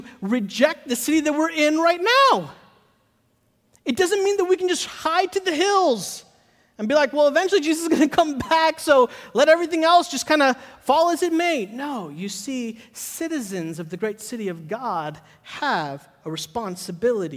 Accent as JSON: {"language": "English", "town": "Chicago", "region": "Illinois", "country": "United States", "tie": "born or raised there", "also_born_or_lived": "Hyderabad, India", "moved": "yes", "lives_now": "Charlotte, United States", "said": "I grew up in Chicago. I grew up like right outside of the city. Like I say Chicago, but I grew up in Oak Park, Maywood, Bellwood, that area."}